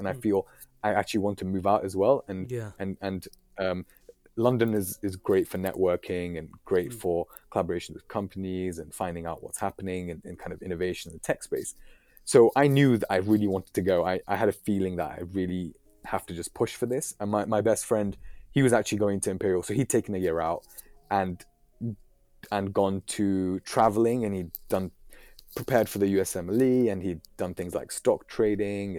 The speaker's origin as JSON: {"language": "English", "town": "Islamabad", "region": "Islamabad Capital Territory", "country": "Pakistan", "moved": "yes", "lives_now": "United Kingdom", "said": "my family originally from Pakistan. I'm from Islamabad"}